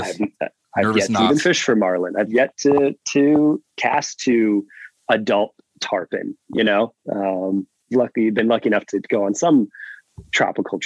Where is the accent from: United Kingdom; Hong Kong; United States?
United States; Marquette, Michigan; moved away as an adult; I went to college in my hometown, Northern Michigan University